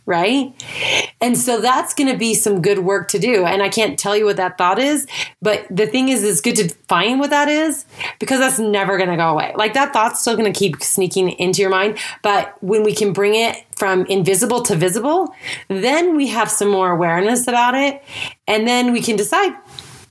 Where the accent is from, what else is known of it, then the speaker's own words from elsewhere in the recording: Idaho, United States; moved away as an adult; also born or lived in Utah / California / Texas / Florida; I grew up in Idaho, and then after high school, I lived in Utah